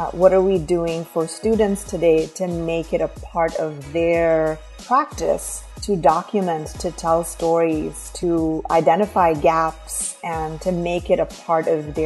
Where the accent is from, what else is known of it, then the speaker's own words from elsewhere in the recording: India; moved away as an adult; now in United States; I'm originally from India